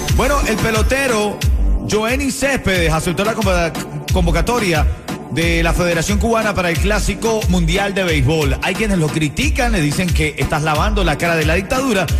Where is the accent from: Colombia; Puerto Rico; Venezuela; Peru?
Venezuela; now in Miami, United States; Yo como venezolano